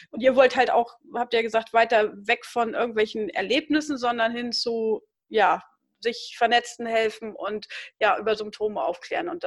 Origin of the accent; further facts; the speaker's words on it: East Frisia area, Lower Saxony, Germany